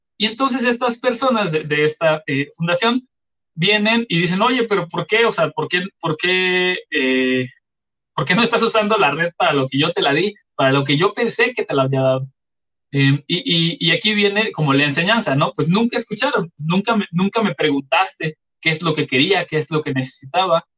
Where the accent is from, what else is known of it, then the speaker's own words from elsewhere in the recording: Chiapas, Mexico; yo soy de Chiapas